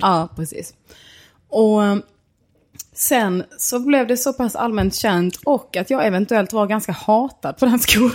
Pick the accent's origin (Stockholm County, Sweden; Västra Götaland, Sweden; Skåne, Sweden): Skåne, Sweden; Snapphanebygden; jag är mer från Snappanebygden